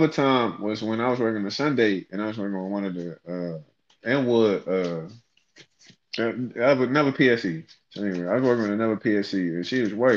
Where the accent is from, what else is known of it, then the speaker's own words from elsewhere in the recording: Fort Washington, Maryland, United States; moved away; I grew up in Fort Washington.